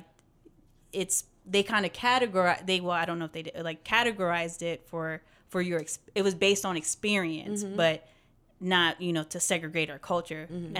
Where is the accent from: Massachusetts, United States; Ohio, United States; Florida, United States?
Florida, United States; now in Texas, United States; coming to Texas was a big culture shock because I was born and raised in Florida.